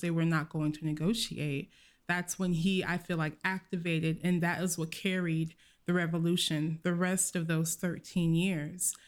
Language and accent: English; United States; I'm American